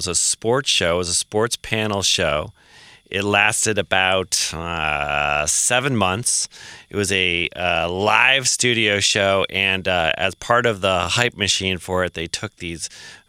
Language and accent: English; Belmont, Massachusetts, United States; I grew up in Massachusetts in a leafy town called Belmont.